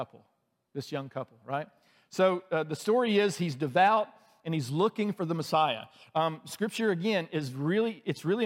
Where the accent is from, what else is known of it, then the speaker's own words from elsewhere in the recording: outside of Birmingham, Alabama, United States; moved away as an adult; now in Atlanta, United States; I grew up outside of Birmingham, and Birmingham is the largest city in our state